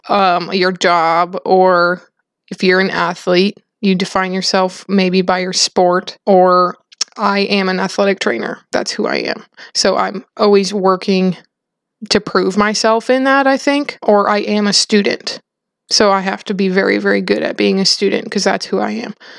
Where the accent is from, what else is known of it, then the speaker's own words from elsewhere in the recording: South Dakota, United States; I grew up in South Dakota on a farm